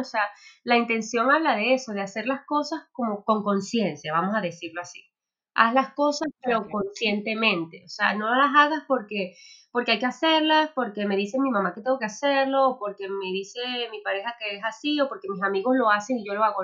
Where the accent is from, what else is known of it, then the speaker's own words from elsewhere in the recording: Venezuela; moved away as an adult; now in Spain; yo soy venezolana, pero bueno, hace seis años, eh, digamos, me reinventé en otro país, en España